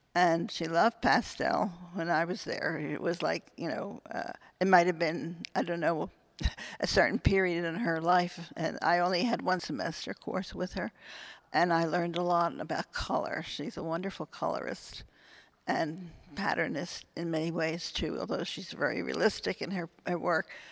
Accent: Philadelphia, Pennsylvania, United States; also born or lived in Wynnewood, Pennsylvania; I was born in Philadelphia. I live in Wynmore, which is right near

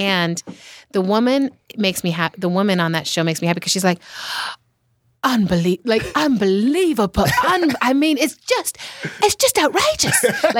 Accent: Germany; I grew up in Germany. Mm. And I'm like, when I'm in Japan or Germany, you know, I feel very like there's a familiarity

